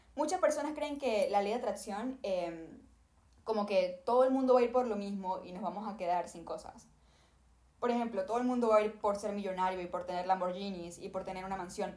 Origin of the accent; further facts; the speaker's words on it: Venezuela; yo vengo de Venezuela. Mi papá era artista en Venezuela